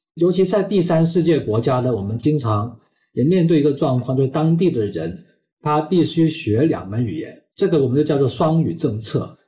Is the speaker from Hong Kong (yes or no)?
yes; Hong Kong; Chinese is a second language; 本身在香港， 我在中学的阶段 不是读非常好的学校，我是读中文中学长大的，我是到了大学的时候呢，英语的学习才用得非常多